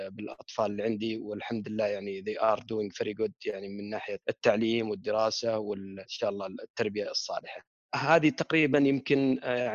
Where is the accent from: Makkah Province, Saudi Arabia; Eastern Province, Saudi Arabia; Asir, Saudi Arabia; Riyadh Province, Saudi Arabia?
Riyadh Province, Saudi Arabia; Riyadh; الابتدائيه بالسليمانيه يعني يمكن تذكرون كانت المدارس اول بالمدارس تسمى الجاهزه وغيرها وكانت يعني من المدارس القليله في الرياض